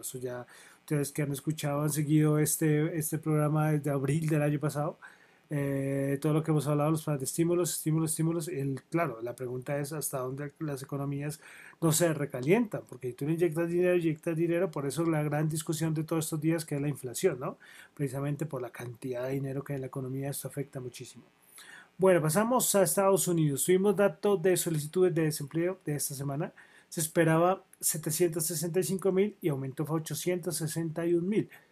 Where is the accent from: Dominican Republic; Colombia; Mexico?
Colombia; Soy de Colombia